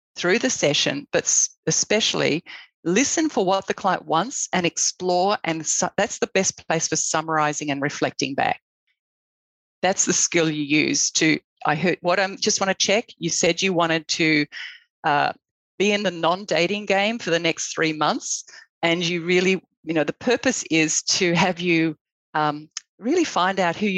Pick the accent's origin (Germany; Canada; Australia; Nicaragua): Australia; moved away as an adult; now in United States; I'm Australian